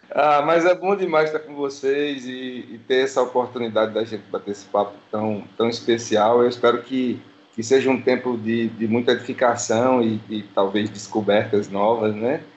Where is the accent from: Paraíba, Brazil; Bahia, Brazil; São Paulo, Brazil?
Paraíba, Brazil; João Pessoa; moved away as an adult; also born or lived in Recife; Meu coração queria estar com o povo da minha terra aqui